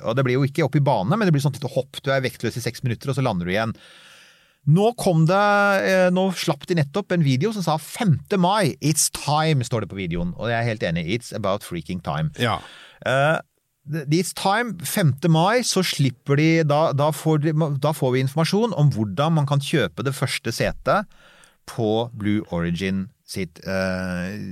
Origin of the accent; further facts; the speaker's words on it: Bærum, Akershus, Norway; nå hørtes jeg veldig oslosk ut, men jeg vokste opp i Bærum